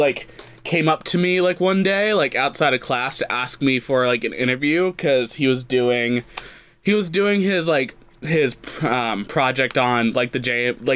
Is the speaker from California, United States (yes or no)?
yes; Sacramento, California, United States; I'm from Sacramento.